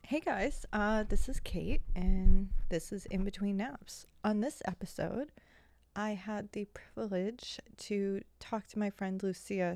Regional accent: United States; as an American

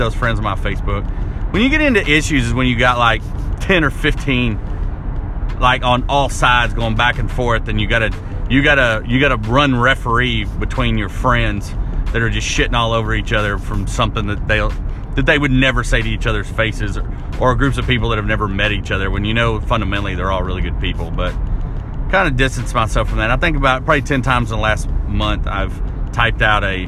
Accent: Arkansas, United States; now in Lebanon; growing up in Arkansas in a small town

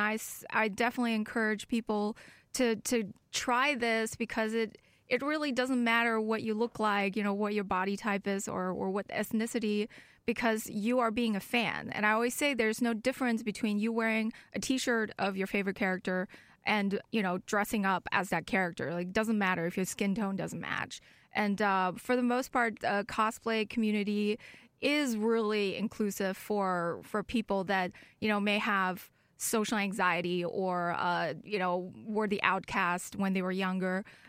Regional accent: Germany; also born or lived in China; I was born in China and raised in Germany.

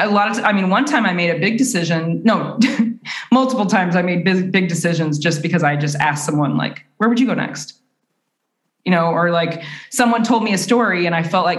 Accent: Southern Illinois, United States; moved away as an adult; also born or lived in India; now in Sweden; I'm from a very small town in Southern Illinois

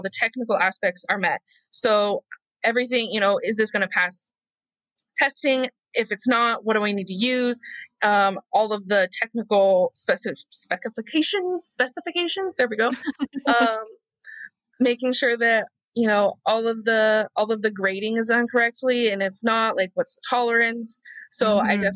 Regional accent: Idaho, United States; moved away as an adult; now in Los Angeles, United States; being a fat kid in rural America

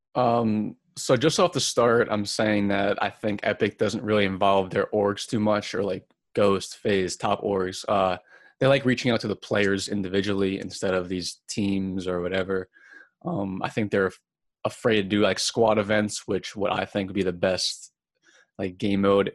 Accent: Long Island, New York, United States; I'm from Long Island, New York

